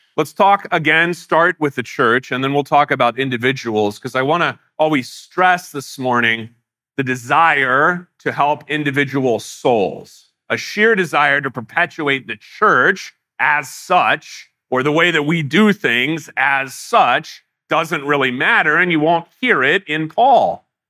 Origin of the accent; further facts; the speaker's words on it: United States; as American Christians